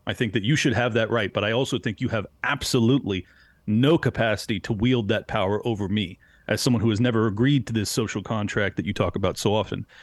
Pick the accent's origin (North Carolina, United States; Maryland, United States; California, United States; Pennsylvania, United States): California, United States; San Diego; moved away as an adult; now in Florida, United States; I was born and raised in San Diego, California, uh, spent thirty-five years there. And then during lockdowns, I fled to Florida.